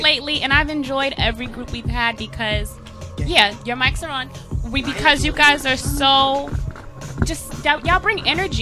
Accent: New York City, New York, United States; I'm from Staten Island

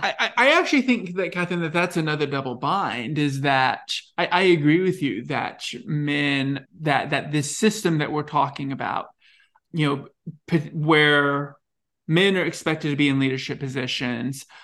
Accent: Texas, United States; accent: thick southern; I grew up in Texas. Uh, I had a thick southern accent, very flat, ha, very flat vowel

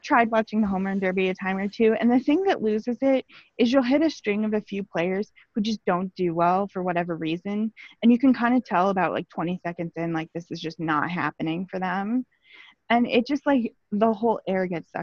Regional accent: Omaha, Nebraska, United States; I'm from the Omaha area

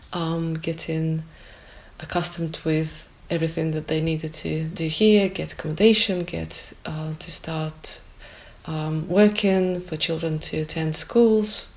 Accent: Ukraine; moved away as an adult; now in Kendal, United Kingdom; I'm from Ukraine originally. I've lived in Kendal for the last 20 years

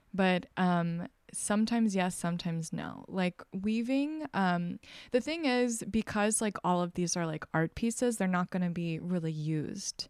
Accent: Texas, United States; moved away; I'm originally from Texas, and I, um, was raised very evangelical Christian

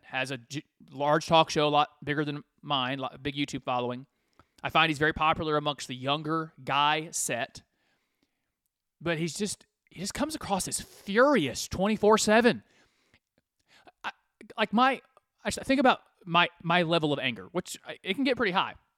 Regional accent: United States; I'm an American.

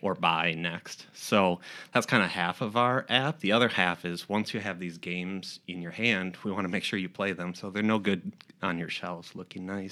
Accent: Austin, Minnesota, United States; moved away as an adult; also born or lived in Omaha; now in Rochester, United States; we're originally from Austin, Minnesota

